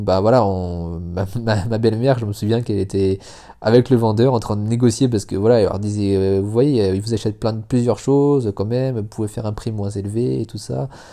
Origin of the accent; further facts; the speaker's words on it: France; moved away as an adult; now in Indonesia; je suis français ma femme est indonésienne